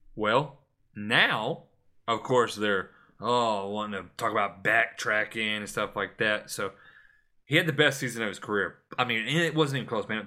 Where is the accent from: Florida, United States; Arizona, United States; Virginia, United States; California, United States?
Florida, United States; my home state, Florida